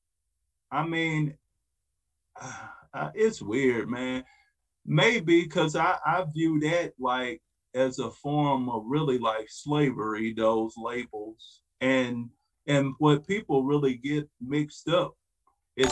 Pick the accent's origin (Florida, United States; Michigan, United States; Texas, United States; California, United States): Michigan, United States; Detroit; I was born and raised in Detroit. But at 7, we moved to the suburbs.